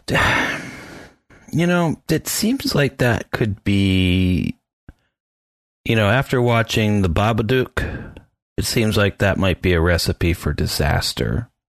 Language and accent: English; Tannersville, Pennsylvania, United States; I'm from Tannersville